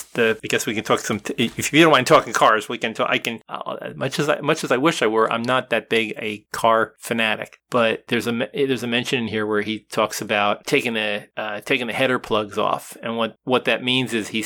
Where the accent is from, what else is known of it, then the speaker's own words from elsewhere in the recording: New Jersey, United States; I grew up in New Jersey